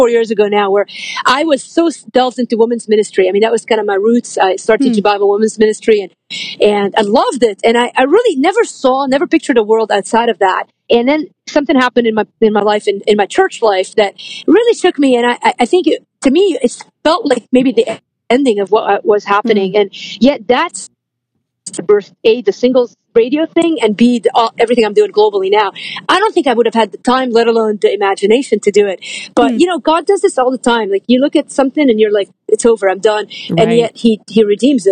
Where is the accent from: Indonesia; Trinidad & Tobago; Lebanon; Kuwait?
Lebanon; now in United States; I grew up Lebanese in Lebanon and the war was a civil war in Lebanon. And we left 1987 at the height of the war